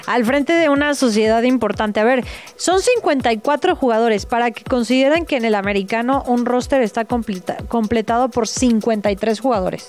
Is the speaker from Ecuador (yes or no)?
no; Mexico; en nuestro caso mexicano